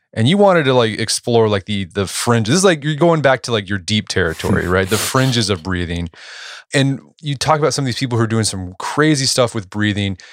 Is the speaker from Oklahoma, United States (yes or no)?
yes; Tulsa, Oklahoma, United States; my hometown, Tulsa